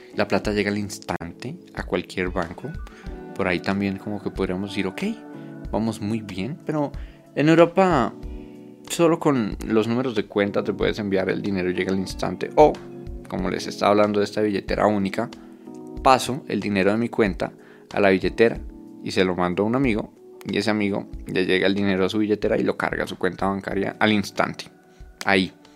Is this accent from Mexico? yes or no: no; Colombia; esa estética del contactless que por ejemplo tenemos en Colombia